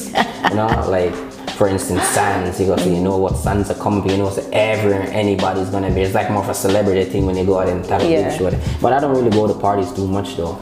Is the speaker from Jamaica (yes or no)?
yes; Jamaica; I grew up in Jamaica